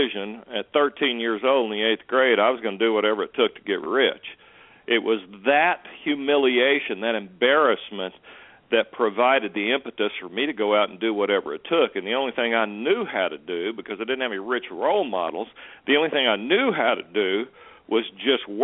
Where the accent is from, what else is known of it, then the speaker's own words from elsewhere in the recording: Muskogee, Oklahoma, United States; I grew up dirt poor in Muskogee, Oklahoma